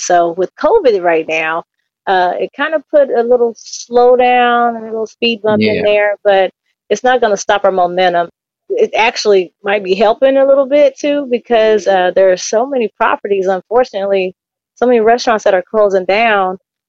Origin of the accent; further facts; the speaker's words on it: Nashville, Tennessee, United States; also born or lived in California; And I was born in California. I was raised in Nashville, Tennessee. We're on the outskirts of Nashville, Tennessee. And then I came back to California.